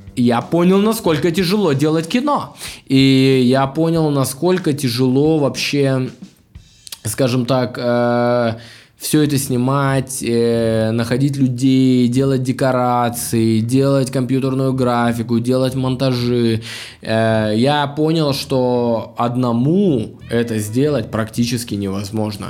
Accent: Anapa, Krasnodar Krai, Russia; moved away; я сам анапчанин, я с Кубани, из маленького города

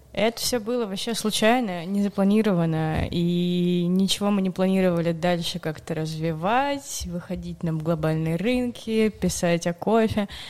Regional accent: Urals, Russia; moved away as an adult; now in Saint Petersburg, Russia; я вообще сама с Урала изначально. Я поступила в универ в Питере и там задержалась, осталась, и вот теперь благополучно живу уже почти 6 лет

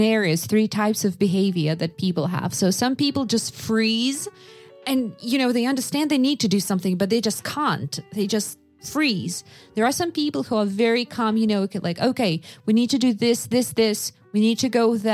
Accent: Yakutsk, Sakha Republic, Russia; moved away; also born or lived in Siberia; growing up in Yakutia, then moving to Siberia

